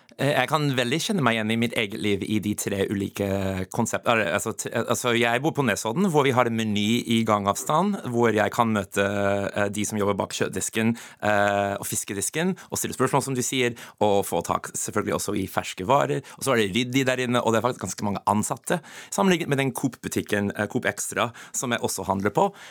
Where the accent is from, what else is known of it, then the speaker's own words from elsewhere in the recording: United States; Norwegian is a second language; moved away as an adult; now in Norway; Jeg kommer fra USA. Jeg flytta til Norge som, som 23-åring.